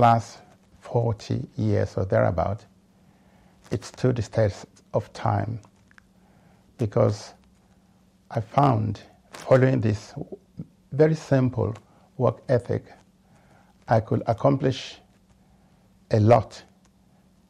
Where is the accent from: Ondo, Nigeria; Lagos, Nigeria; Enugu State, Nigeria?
Lagos, Nigeria; moved away as an adult; now in United Kingdom; I came to this country from Africa